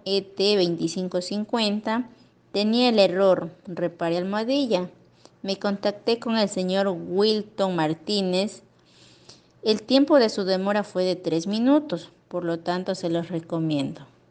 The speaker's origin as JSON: {"language": "Spanish", "country": "Ecuador", "said": "soy de Ecuador."}